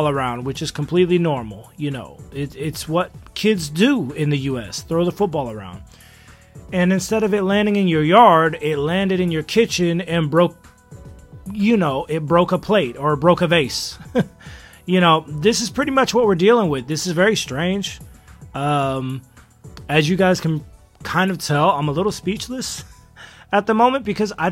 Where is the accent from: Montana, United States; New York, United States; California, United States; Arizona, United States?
California, United States; Los Angeles; moved away; also born or lived in China; an American who was born and raised in Los Angeles